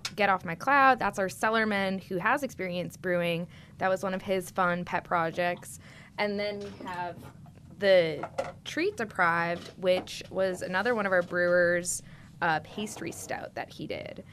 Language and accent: English; Massachusetts, United States; now in New Orleans, United States; i'm personally from Massachusetts. I'm the only one I think sitting at this table that's not from the South or New Orleans.